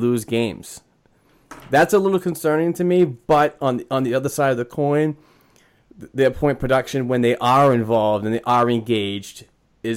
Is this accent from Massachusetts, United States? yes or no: yes; Boston, Massachusetts, United States; accent: Boston; that was my Boston accent